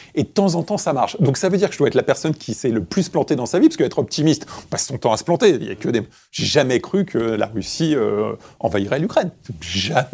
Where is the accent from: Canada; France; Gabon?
France; Créteil, Île-de-France; je suis né à Créteil et j'ai grandi à Créteil